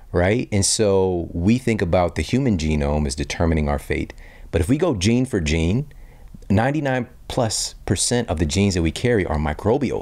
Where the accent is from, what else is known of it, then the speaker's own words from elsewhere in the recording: St. Louis, Missouri, United States; I'm from Missouri, from yeah. St. Louis